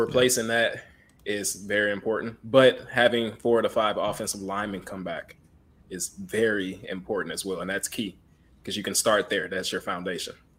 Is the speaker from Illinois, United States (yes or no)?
no; Houston, Texas, United States; I'm from Houston, Texas